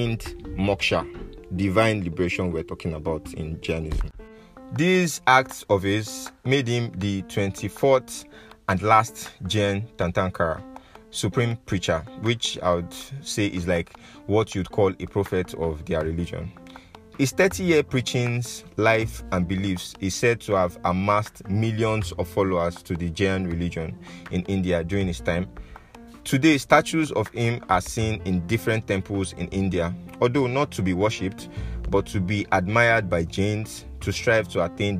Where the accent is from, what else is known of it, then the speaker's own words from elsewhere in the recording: Nigeria; my home country, Nigeria.